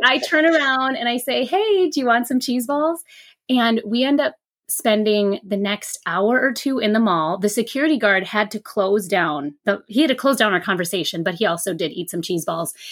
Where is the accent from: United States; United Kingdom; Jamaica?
United States; Minneapolis, Minnesota; I grew up in Minneapolis